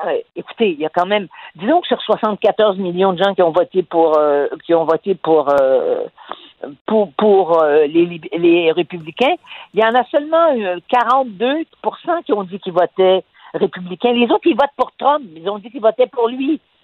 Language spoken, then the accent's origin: French; Quebec, Canada; chez nous, au Québec